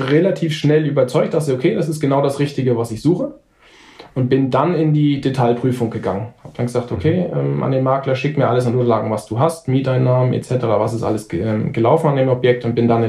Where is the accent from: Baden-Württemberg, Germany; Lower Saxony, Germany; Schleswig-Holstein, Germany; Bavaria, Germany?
Bavaria, Germany; Nuremberg; weil ich komme aus Nürnberg.